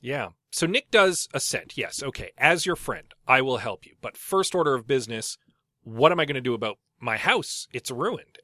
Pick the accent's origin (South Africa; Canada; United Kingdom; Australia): Canada; St. Albert, Alberta; I grew up in Saint Albert